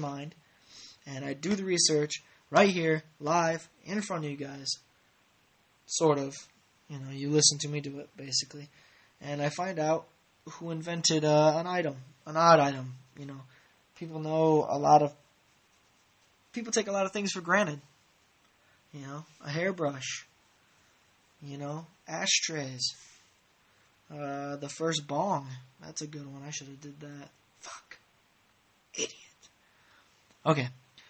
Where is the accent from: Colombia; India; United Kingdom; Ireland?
Ireland; the last podcasts, I tried to actually do a Scottish accent, which I don't understand why, because I'm clearly Irish.